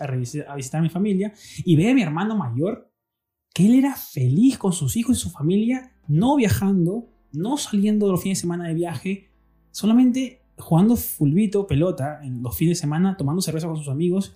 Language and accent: Spanish; Peru; siendo peruano